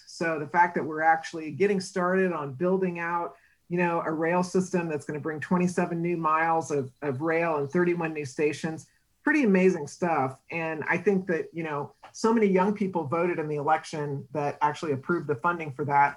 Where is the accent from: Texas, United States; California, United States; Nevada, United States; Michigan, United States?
Texas, United States; San Antonio; also born or lived in Seattle; now in Austin, United States; I'm actually from San Antonio, got my master's degree at UT Austin.